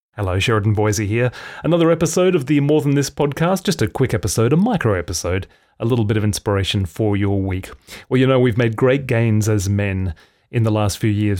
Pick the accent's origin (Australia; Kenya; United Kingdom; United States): Australia; I'm Australian male